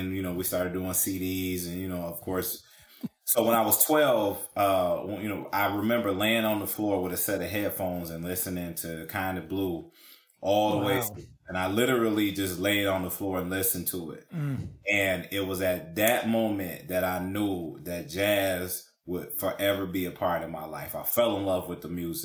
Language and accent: English; Cincinnati, Ohio, United States; born and raised in Cincinnati, Ohio